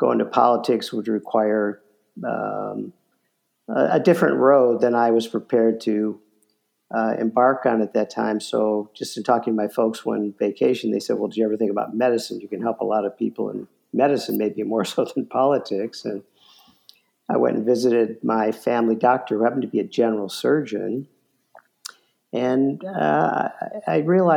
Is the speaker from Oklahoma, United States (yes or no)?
no; Chicago, Illinois, United States; I was born and raised in Chicago